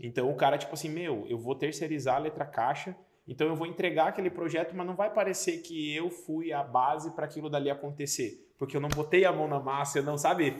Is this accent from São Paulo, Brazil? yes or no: no; Paranaguá, Paraná, Brazil; moved away; Eu sou de Paranaguá, Paraná